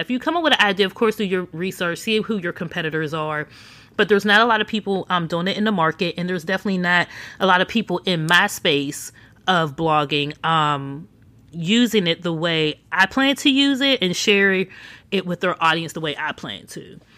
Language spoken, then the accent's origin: English; Pittsburgh, Pennsylvania, United States; moved away; back in my hometown of Pittsburgh